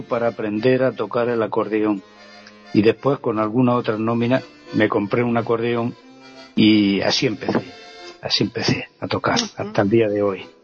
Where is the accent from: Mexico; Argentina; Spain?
Spain; Vera, Andalusia; Yo recuerdo el primer instrumento fue una armónica en Vera, en mi pueblo